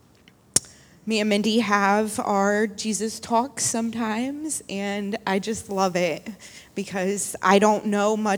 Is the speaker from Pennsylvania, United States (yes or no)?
no; Akron, Ohio, United States; moved away as an adult; I'm from Akron, and I chose to come down here and start my life over